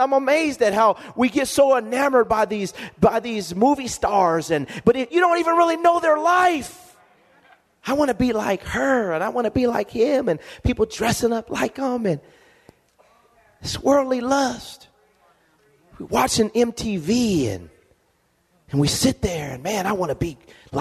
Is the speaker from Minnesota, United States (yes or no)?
no; Lompoc, California, United States; moved away; I go back to my hometown